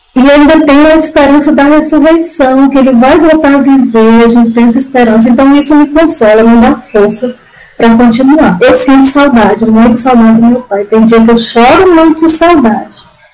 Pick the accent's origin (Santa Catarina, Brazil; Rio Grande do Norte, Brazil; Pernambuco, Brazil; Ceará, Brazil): Ceará, Brazil; Iguatu; now in Camaçari, Brazil; eu sou cearense. Sou de Guatu, Ceará. Mas hoje eu moro em Camaçari, na Bahia